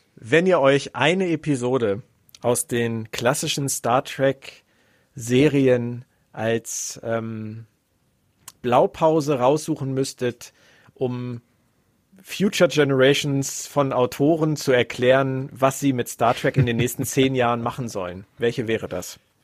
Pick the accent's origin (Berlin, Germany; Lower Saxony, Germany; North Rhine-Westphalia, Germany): Berlin, Germany; Ich bin auch in Westberlin aufgewachsen